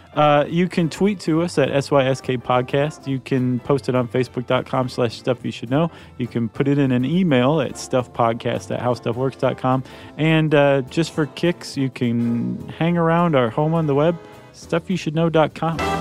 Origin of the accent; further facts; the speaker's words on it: Toledo, Ohio, United States; moved away; my hometown of Toledo, Ohio